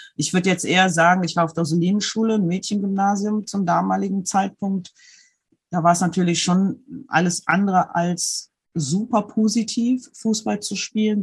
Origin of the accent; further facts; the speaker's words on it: Germany; bei uns in Deutschland